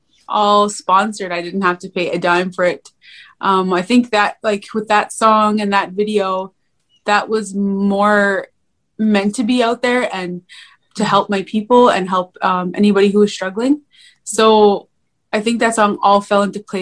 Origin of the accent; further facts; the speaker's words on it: Canada; I am from Canada.